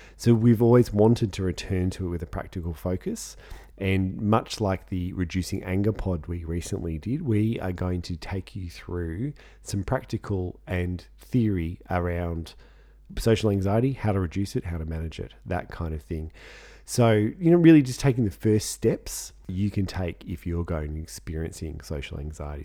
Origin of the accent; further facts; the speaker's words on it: Australia; we're Australian